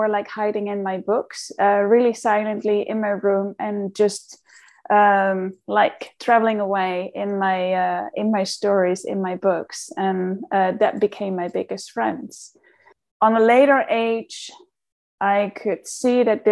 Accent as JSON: {"language": "English", "area": "outside Amsterdam", "region": "North Holland", "country": "Netherlands", "tie": "born or raised there", "moved": "yes", "said": "I grew up in the Netherlands, so I'm a very Dutch girl. I'm just from outside Amsterdam."}